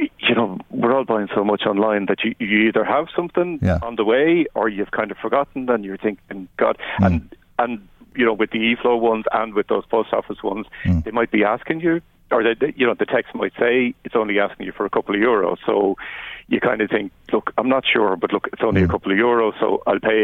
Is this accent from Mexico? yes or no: no; Wicklow, Leinster, Ireland; I'm from Wicklow